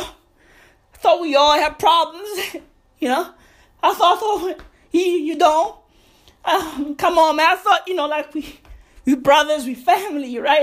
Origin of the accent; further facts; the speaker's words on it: South Africa; I'm South African